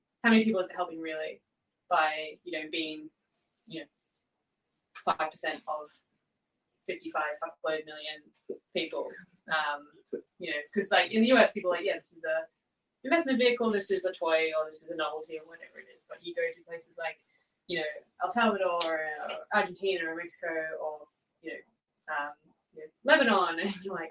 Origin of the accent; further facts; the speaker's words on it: Australia; I'm Australian